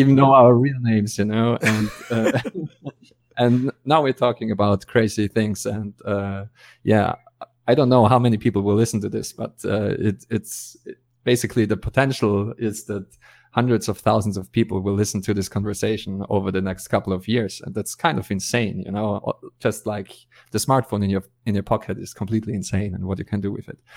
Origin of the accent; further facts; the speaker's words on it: Austria; I'm from Austria